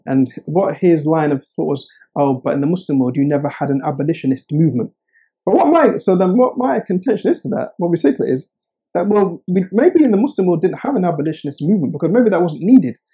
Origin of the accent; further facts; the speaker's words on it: Oxford, South East England, United Kingdom; I was born and raised in Oxford